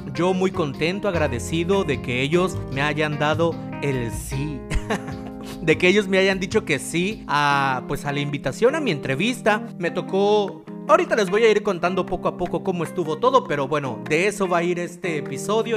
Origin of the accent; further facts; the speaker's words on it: Reforma, Chiapas, Mexico; mi ciudad natal, de mi pueblito querido, bello y adorado, Reforma Chiapas